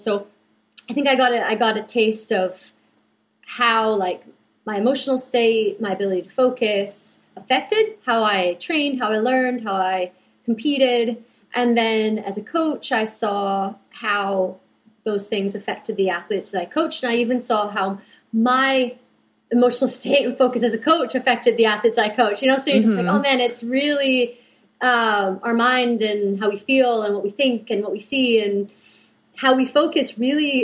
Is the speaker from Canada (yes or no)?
yes; British Columbia, Canada; I'm originally from British Columbia, Canada, so the west coast of Canada